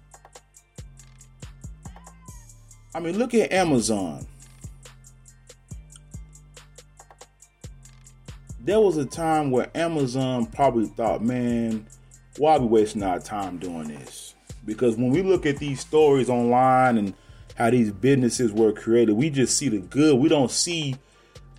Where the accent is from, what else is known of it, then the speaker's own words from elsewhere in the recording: Garland, Texas, United States; also born or lived in Monroe, Louisiana; I was born in Monroe, Louisiana, and my mother moved us out here when I was 5 years old. And I was turning six, basically. And we moved to a town called Garland, Texas